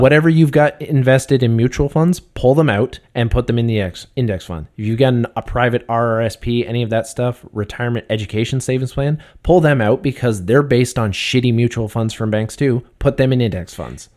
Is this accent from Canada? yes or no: yes; Canada; we're Canadian